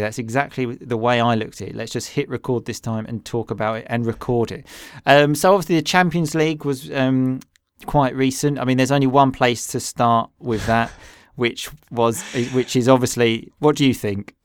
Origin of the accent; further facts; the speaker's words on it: England, United Kingdom; we are two English boys